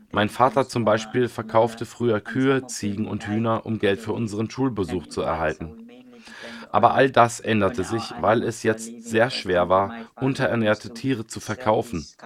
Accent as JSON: {"language": "German", "town": "Palisa", "region": "Eastern Region", "country": "Uganda", "lives_now": "Kampala, Uganda", "said": "Ursprünglich komme ich nicht aus Kampala, sondern aus Palisa, einer Region im Osten Ugandas. In Palisa leben wir von Viehzucht und Landwirtschaft."}